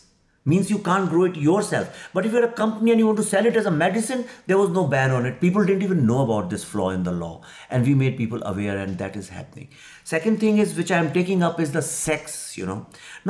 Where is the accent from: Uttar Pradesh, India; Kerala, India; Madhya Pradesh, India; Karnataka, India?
Uttar Pradesh, India; Lucknow; Not in Delhi and Bombay South, but I'm coming from Lucknow.